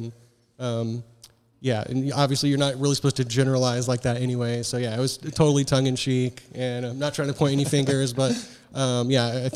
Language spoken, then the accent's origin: English; Indianapolis, Indiana, United States; Born and raised here in Indianapolis, true Naptown lifer